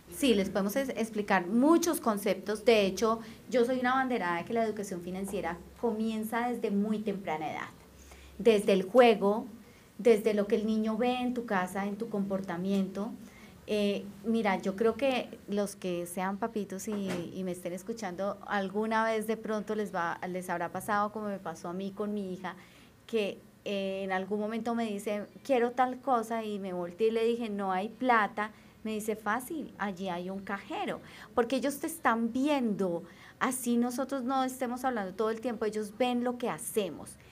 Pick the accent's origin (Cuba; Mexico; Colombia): Colombia; soy una colombiana común y corriente